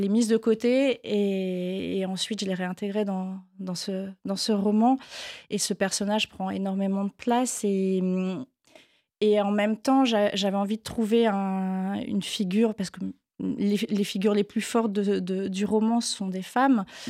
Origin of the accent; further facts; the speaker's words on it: Granville, Normandy, France; now in Paris, France; j'ai grandi à Granville, qui est une petite ville euh, un peu plus au sud